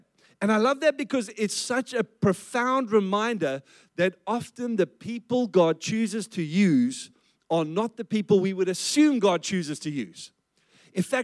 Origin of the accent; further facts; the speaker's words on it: South Africa; I grew up in South Africa, and I grew up under the apartheid system